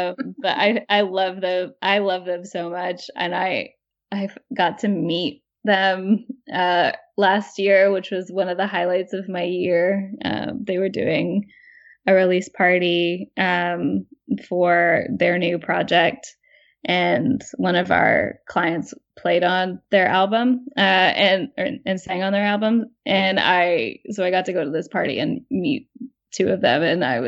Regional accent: Midwest, United States; now in New York, United States; when I moved to New York as a Midwesterner, I felt like everybody had conversations by arguing

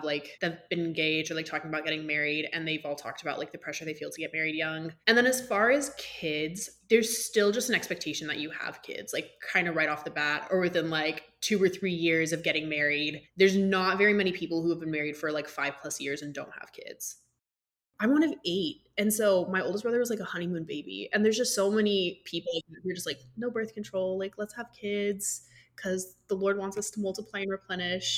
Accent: Georgia, United States; growing up in Georgia

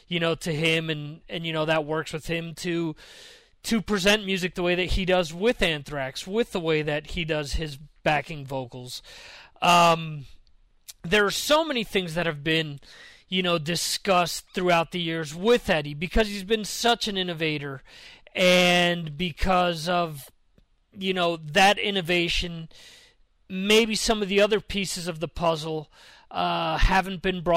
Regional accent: New Jersey, United States; for those of us from North Jersey

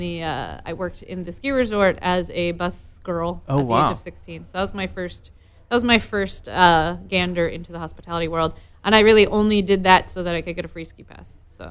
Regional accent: Vermont, United States; moved away as an adult; also born or lived in New Jersey / Los Angeles; I grew up in Vermont.

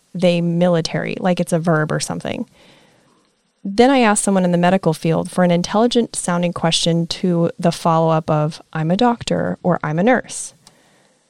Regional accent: Nebraska, United States; moved away as an adult; now in Florida, United States; I'm from Nebraska.

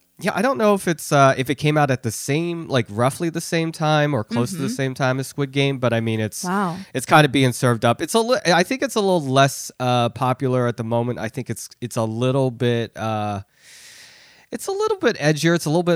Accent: Philadelphia, Pennsylvania, United States; And I really just thought of myself as American, you know, or more specifically Philadelphian, because I grew up in Philly

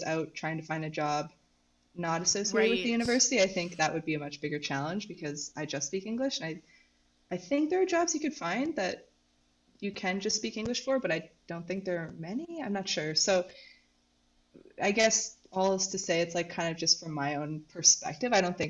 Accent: Canada; also born or lived in Victoria, BC; now in Montreal, Canada; Okay, yes, so I'm a student. I am Canadian.

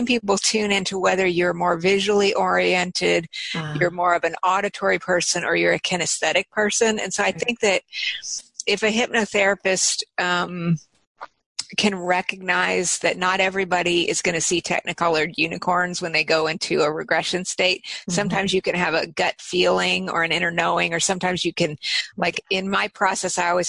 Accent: Albuquerque, New Mexico, United States; from Albuquerque

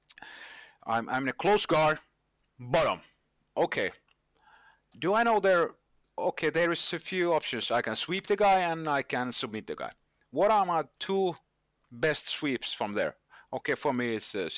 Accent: Finland; I'm from Finland, and in Finland we obey the rules

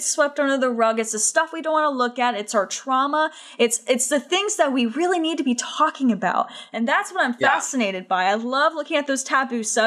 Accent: United States; especially as an American

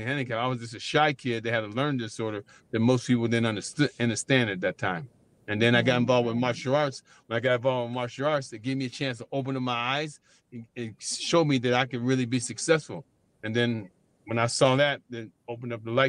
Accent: Erie, Pennsylvania, United States; moved away as an adult; also born or lived in Boston; now in California, United States; I was born and raised in Pennsylvania, not Philly by itself, but Erie, Pennsylvania is where I was born and raised.

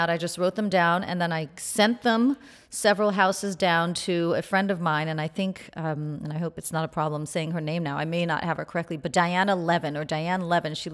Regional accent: Port-au-Prince, Ouest, Haiti; born there; I was born in Port-au-Prince, Haiti.

